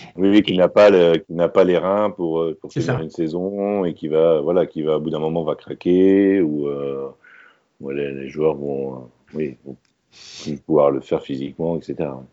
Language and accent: French; France; en tant que Français